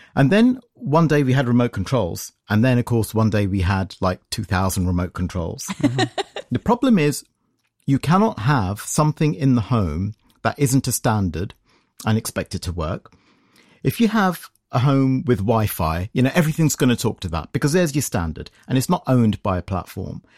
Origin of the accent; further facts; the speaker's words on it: United Kingdom; I'm from Britain